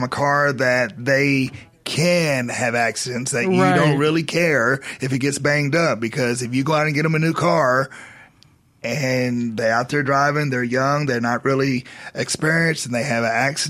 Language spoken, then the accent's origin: English; Dallas, Texas, United States; I was raised in Dallas